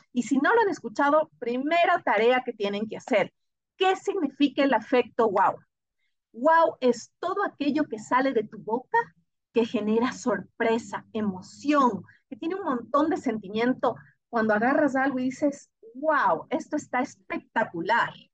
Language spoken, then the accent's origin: Spanish; Ecuador